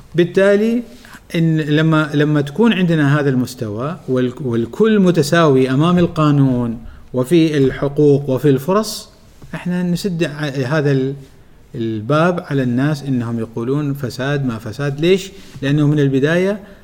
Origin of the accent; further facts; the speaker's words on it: Oman; عندنا في عمان